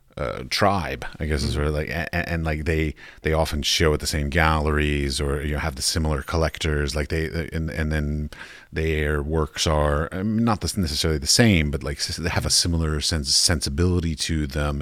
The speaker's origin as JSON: {"language": "English", "country": "United States", "moved": "as an adult", "said": "I come from the United States"}